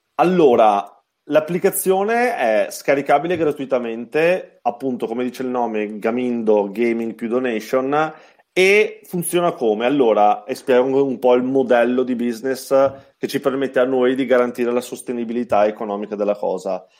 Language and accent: Italian; Treviso, Veneto, Italy; accent: Treviso; Treviso, come si sente dal mio accento